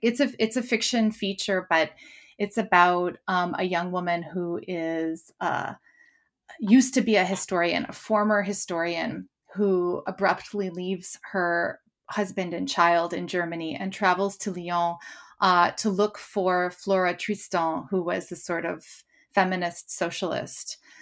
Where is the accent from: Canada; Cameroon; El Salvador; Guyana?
Canada; now in London, United Kingdom; as a Canadian